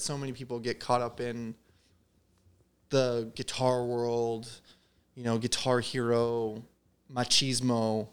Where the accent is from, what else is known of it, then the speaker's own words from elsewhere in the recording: Southern Illinois, United States; I grew up in Southern Illinois